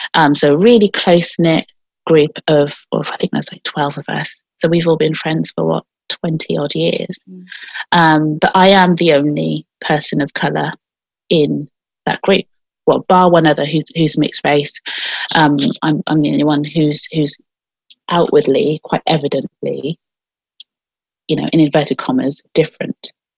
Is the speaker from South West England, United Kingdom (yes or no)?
yes; Gloucester, South West England, United Kingdom; So Gloucester, certainly in the area that I grew up in, was so full of black people, a real mix of black and white people, actually.